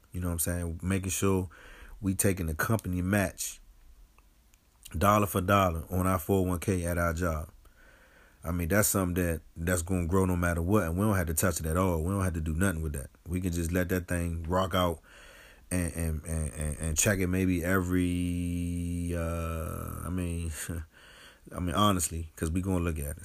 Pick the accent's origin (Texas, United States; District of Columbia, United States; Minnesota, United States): District of Columbia, United States; Washington; moved away as an adult; also born or lived in Delaware; now in District Heights, United States; I grew up in Southeast. I went to Delaware State, and now I'm living in the District Heights area of Maryland